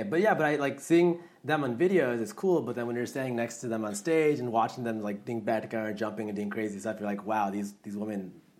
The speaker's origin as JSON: {"language": "English", "region": "Maryland", "country": "United States", "said": "I'm from Maryland."}